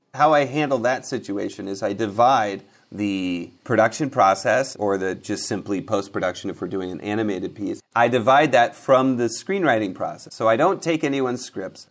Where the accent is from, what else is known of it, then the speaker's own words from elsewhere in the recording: Seattle, Washington, United States; now in Los Angeles, United States; I was born in Seattle.